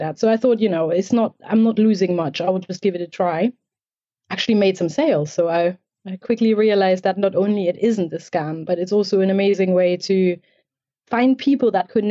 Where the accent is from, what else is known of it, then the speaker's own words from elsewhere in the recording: East Germany, Germany; I grew up in East Germany, so a country that doesn't exist anymore, so communist Germany.